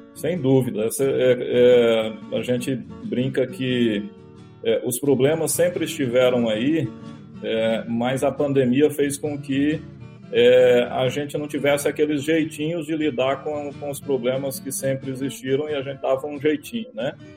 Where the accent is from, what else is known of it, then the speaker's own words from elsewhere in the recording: Firminópolis, Goiás, Brazil; also born or lived in São Luís de Montes Belos / Goiânia; Eu sou goiano do interior de Goiás, é uma cidade chamada Firminópolis, né? Nasci numa família humilde